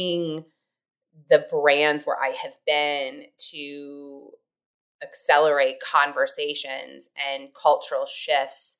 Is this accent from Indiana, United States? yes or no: yes; Indiana, United States; I grew up in Indiana